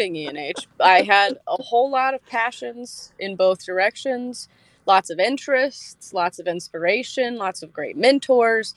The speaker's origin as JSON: {"language": "English", "area": "half an hour north of Asheville", "region": "North Carolina", "country": "United States", "tie": "born or raised there", "said": "I grew up about half an hour north of Asheville, so about an hour from where I'm currently living"}